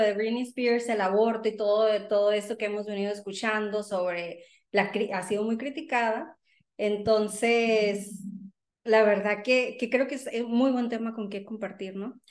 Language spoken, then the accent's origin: Spanish; Sonora, Mexico; now in United States; rockera, sonorense